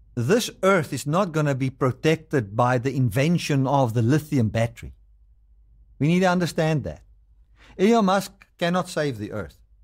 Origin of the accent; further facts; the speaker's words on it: South Africa; I'm a South African, I, but I live in America